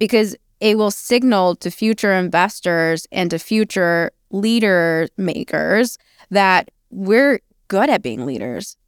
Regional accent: New Mexico, United States; also born or lived in China; I am Chinese by birth. I am New Mexican by, by upbringing

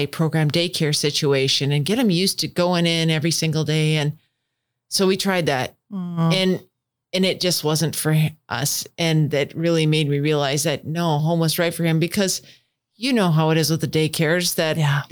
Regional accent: Northwest Wisconsin, United States; also born or lived in Madison, Wisconsin / Green Bay, Wisconsin; I was born and raised in Northwest Wisconsin

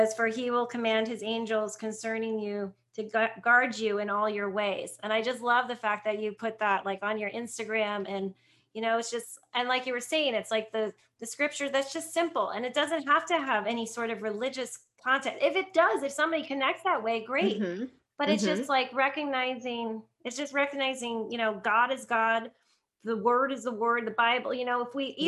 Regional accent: New Jersey, United States; And I'm from the East Coast. I'm from New Jersey

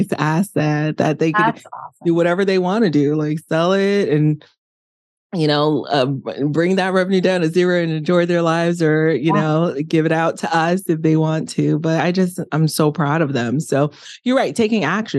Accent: Miami, Florida, United States; my house that we grew up in Miami, I'm from the inner city of Miami

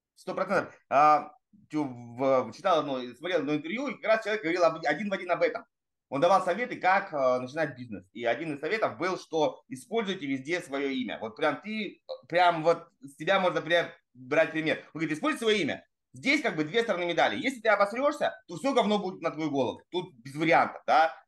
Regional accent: Russian Far East, Russia; also born or lived in Saratov / Magdagachi, Amur Oblast / Ussuriysk, Primorsky Krai / Vladivostok; я родился в Саратове, это просто вообще сразу, э, знаете, для всех разрыв шаблона. А потом меня в три месяца увезли сначала в Амурскую область, поселок Магдагачи, потом в, в Уссурийск

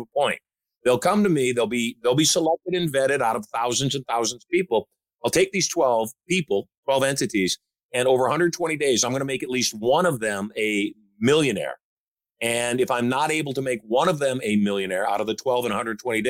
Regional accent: Michigan, United States; I grew up in Michigan. I know what the culture of Michigan is

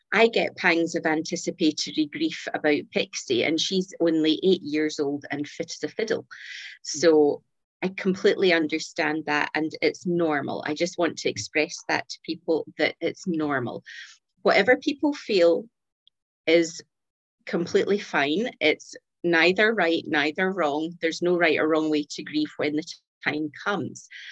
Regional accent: Scotland, United Kingdom; accent: Scottish; So here, here in Scotland, in case your audience didn't pick up my accent

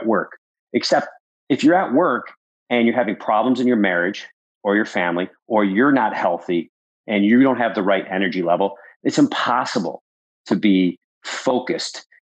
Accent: Buffalo, New York, United States; also born or lived in Wisconsin; growing up in Buffalo, New York

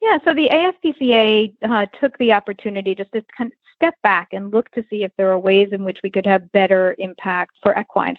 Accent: New York, United States; I grew up in New York and rode hunter jumpers as a uh, kid

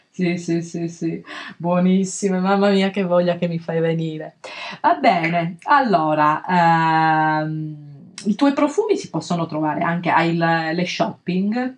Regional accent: Calabria, Italy; nel mio paese una volta c'era questa festa che chiama, si chiama, c'è ancora Santa Liberata, ma all'epoca veramente venivano fedeli da tantissime parti della, della, Calabria

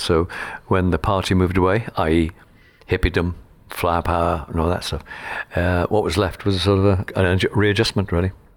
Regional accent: Liverpool, North West England, United Kingdom; my childhood in Liverpool was rather bleak

